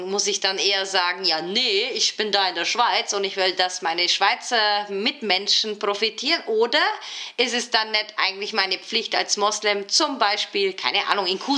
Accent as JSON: {"language": "German", "country": "Turkey", "lives_now": "Switzerland", "said": "Weil ganz ehrlich, ich bin Türkin. Ich schaue immer gleich halt, wo in der Türkei könnte ich mein Geld dieses Jahr loswerden."}